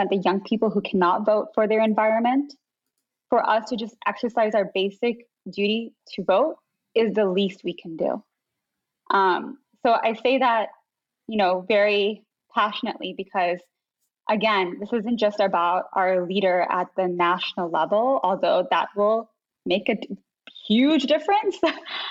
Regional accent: United States; as Muslim American kids growing up.

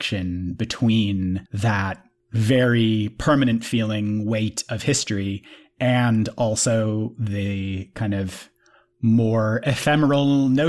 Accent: United Kingdom; I'm a British

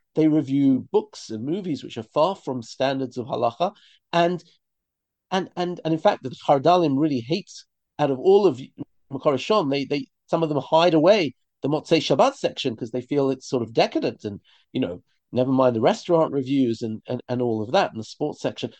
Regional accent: London, United Kingdom; moved away as an adult; now in Israel; I grew up in London in a religious community

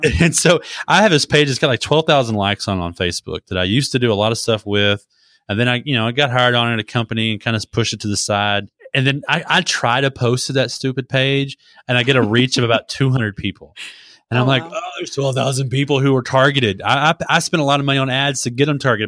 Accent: Texas, United States; as a kid growing up in Texas, we had a peach grove

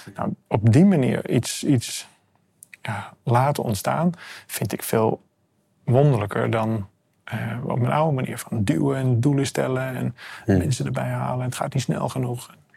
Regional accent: Amsterdam, North Holland, Netherlands; Ik kom uit Amsterdam, ik woon op een boot

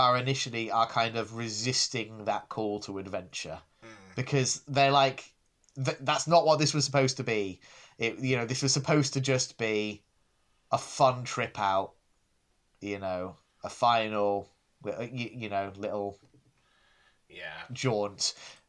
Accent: England, United Kingdom; I mean, I grew up in the Midlands, so, I encountered it a fair bit.

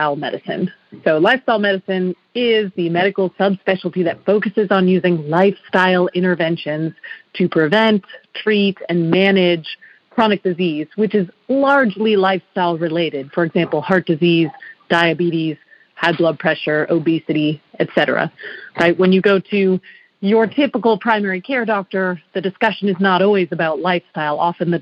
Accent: Massachusetts, United States; moved away; I'm actually from Massachusetts, and I was a team figure skater growing up

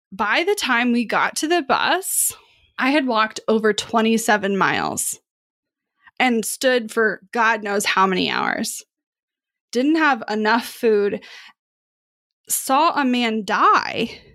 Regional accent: Kansas City, Missouri, United States; Kansas City where I grew up

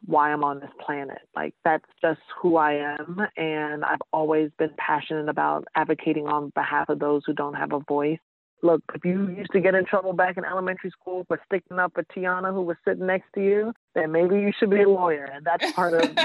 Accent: New York City, New York, United States; moved away; also born or lived in Georgia / Massachusetts / Washington, D.C.; I'm originally from New York, East Elmhurst

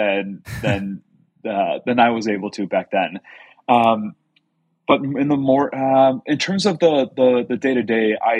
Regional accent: Texas, United States; moved away as an adult; also born or lived in Mexico / Boston / Washington, D.C. / Silicon Valley; now in San Francisco, United States; I'm from Texas originally, grew up in Mexico, spent some years in Mexico when I was growing up

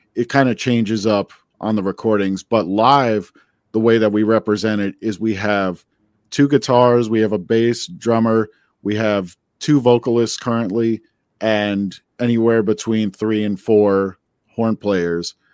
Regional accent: New Jersey, United States; also born or lived in Queens, New York; I grew up in New Jersey

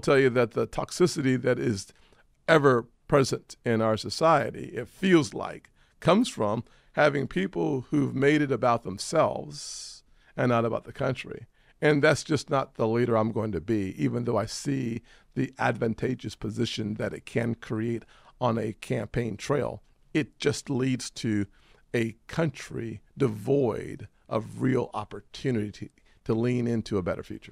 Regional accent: South Carolina, United States; I'm from South Carolina

